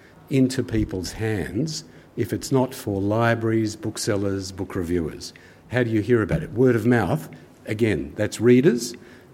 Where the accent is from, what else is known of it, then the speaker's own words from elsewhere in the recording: Kings Cross, New South Wales, Australia; I grew up in King's Cross. My parents were kind of refugee immigrants from war-torn Europe, and we lived in a little flat in King's Cross